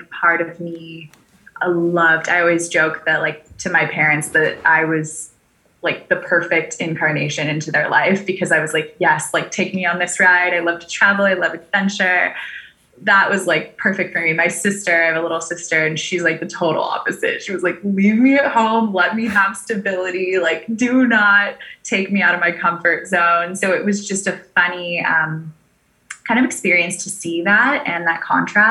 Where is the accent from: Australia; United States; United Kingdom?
United States; California; also born or lived in Maui, Hawaii; now in Puerto Rico; I was actually raised primarily in California